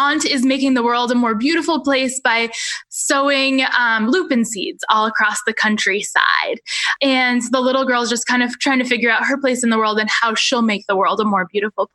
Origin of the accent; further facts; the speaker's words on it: Rangeley, Maine, United States; I grew up in Rangeley, Maine, which is a really tiny town in the western part of our state